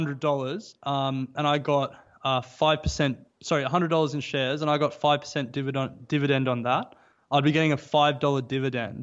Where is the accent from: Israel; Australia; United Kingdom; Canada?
Australia; We're a very insular nation